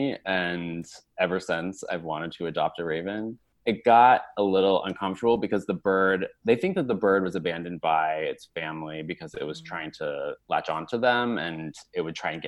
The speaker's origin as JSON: {"language": "English", "region": "Colorado", "country": "United States", "tie": "born or raised there", "also_born_or_lived": "Ann Arbor, Michigan", "moved": "yes", "lives_now": "New York, United States", "said": "at a young age when I grew up in Colorado noticing a Steller's jay."}